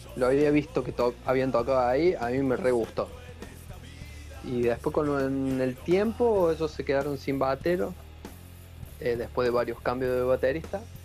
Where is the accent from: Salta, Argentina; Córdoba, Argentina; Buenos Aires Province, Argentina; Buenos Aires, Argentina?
Córdoba, Argentina; now in Ushuaia, Argentina; Yo soy de Córdoba